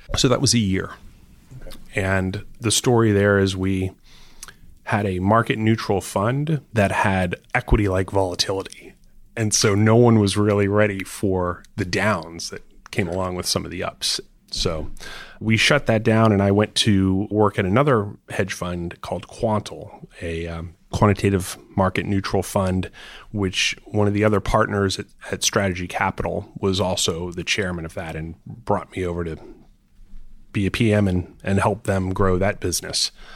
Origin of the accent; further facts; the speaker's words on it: Florida, United States; I grew up in Florida